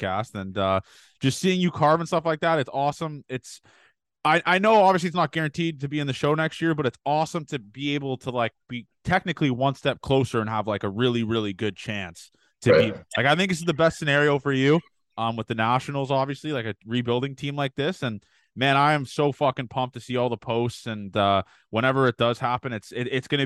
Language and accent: English; Canada; I'm Canadian